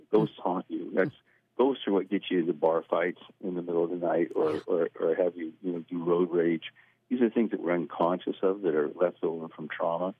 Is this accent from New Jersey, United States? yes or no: no; Clatsop County, Oregon, United States; moved away; growing up in Clatsop County